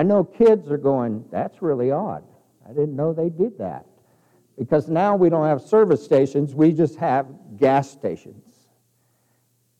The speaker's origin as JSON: {"language": "English", "town": "Kirtland", "region": "New Mexico", "country": "United States", "tie": "born or raised there", "lives_now": "Clovis, United States", "said": "I grew up in outside of Farmington. And I remember when I was a kid in Kirtland, New Mexico"}